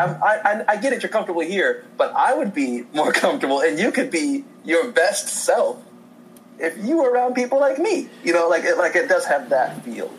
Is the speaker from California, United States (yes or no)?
no; Indiana, United States; moved away as an adult; now in Los Angeles, United States; I grew up in Indiana